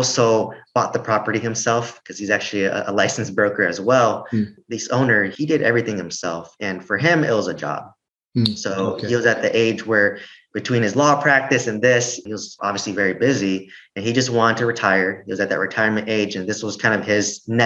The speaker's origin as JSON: {"language": "English", "region": "California", "country": "United States", "said": "I'm from California, so it's different here versus in Oklahoma"}